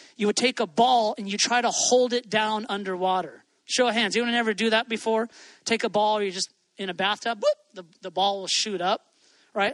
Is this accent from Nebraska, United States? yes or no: no; Hawaii, United States; I grew up in Hawaii